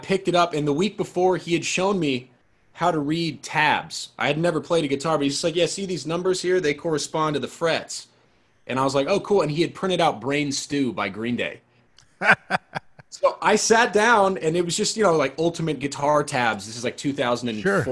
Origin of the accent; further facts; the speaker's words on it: San Diego, California, United States; also born or lived in Seattle, Washington; I'm from Seattle originally, but then, you know, early elementary school, moved to San Diego